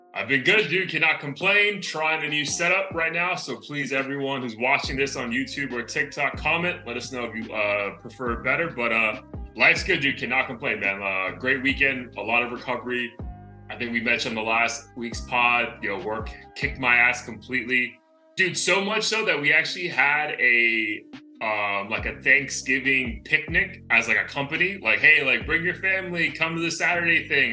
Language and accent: English; Florida, United States; I'm from Florida